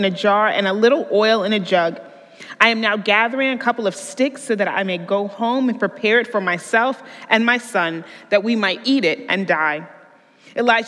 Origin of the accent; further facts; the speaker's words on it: Englewood, New Jersey, United States; I am from New Jersey, and I grew up in a very urban, suburban neighborhood city called Englewood.